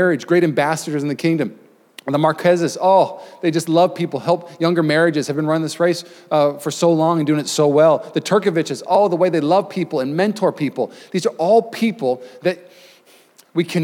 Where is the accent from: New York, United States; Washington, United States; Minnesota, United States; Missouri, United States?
Washington, United States; Puyallup; now in Bay Area, United States; I grew up in Puyallup, Washington, 35,000 people, just really normal kind of town.